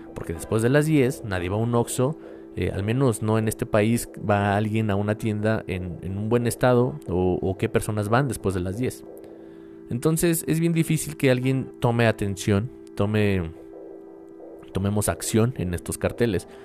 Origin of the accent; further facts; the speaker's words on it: Mexico; mi país